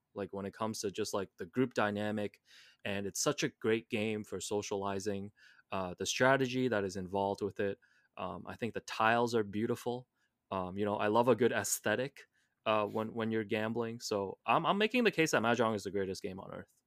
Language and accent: English; Hong Kong; growing up in Hong Kong